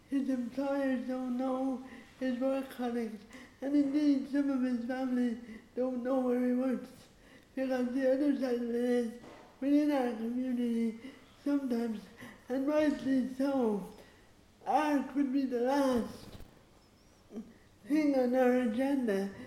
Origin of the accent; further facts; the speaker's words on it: Ireland; I'm there as an Irish female traveler playwright.